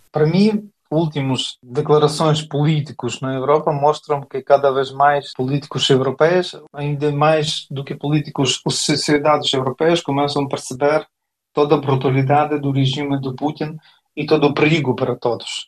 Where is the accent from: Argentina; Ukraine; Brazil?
Ukraine; now in Portugal; como ucranianos